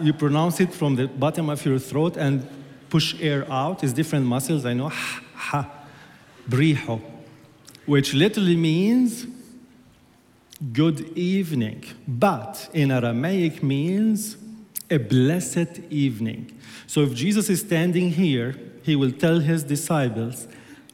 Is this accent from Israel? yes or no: yes; Jerusalem, Jerusalem District, Israel; And not only I'm from Israel, I am from Jerusalem.